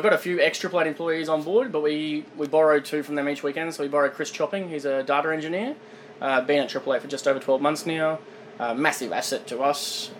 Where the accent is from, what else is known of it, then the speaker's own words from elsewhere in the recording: Kingaroy, Queensland, Australia; also born or lived in Toowoomba / Sunshine Coast; I grew up in Kingaroy, boarding school in Toowoomba